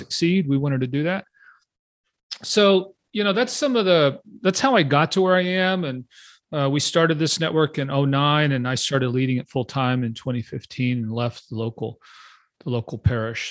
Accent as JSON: {"language": "English", "region": "Texas", "country": "United States", "also_born_or_lived": "Houston", "said": "I'm from Texas. I live outside of Austin."}